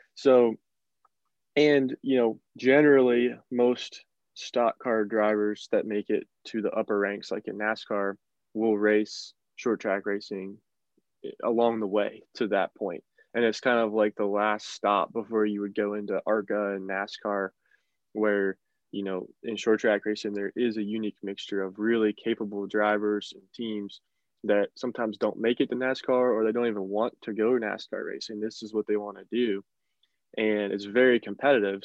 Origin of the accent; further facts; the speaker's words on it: northern West Virginia, United States; I'm from northern West Virginia